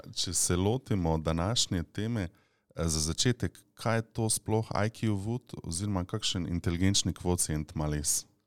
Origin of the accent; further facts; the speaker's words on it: Slovenia; Slovenci smo